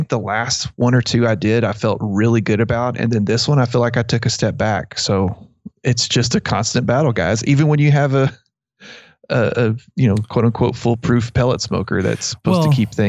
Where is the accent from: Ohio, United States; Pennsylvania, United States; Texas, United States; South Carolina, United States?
Texas, United States; Abilene; because I grew up in around Abilene, and that was, you know, that's, people use Mesquite a lot.